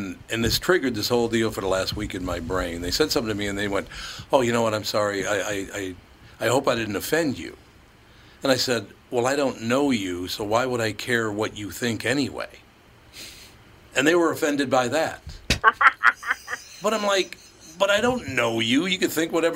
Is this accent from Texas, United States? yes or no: no; Minneapolis, Minnesota, United States; also born or lived in Long Prairie, Minnesota; I was born in Long Prairie, Minnesota, raised in Minneapolis, Minnesota